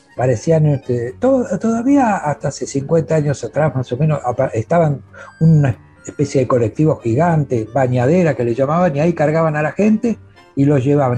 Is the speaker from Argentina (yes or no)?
yes; Avellaneda, Buenos Aires Province, Argentina; nacimos en Avellaneda, vivimos en Avellaneda